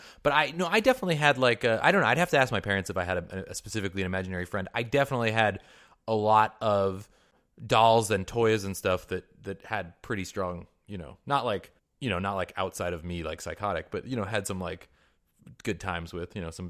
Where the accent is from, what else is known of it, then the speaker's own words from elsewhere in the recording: Mercer Island, Washington, United States; Yeah, I mean, I grew up in Mercer Island, Washington.